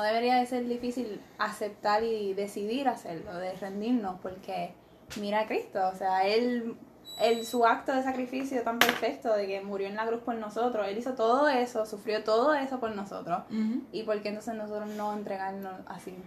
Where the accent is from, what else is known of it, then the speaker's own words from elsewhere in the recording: Fajardo, Puerto Rico; soy de Fajardo